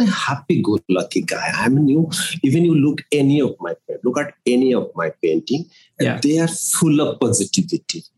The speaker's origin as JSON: {"language": "English", "region": "Odisha", "country": "India", "tie": "born or raised there", "moved": "yes", "lives_now": "Nagpur, India", "said": "I'm from Odisha and from a place which is kind of very small town, uh, surrounded by nature."}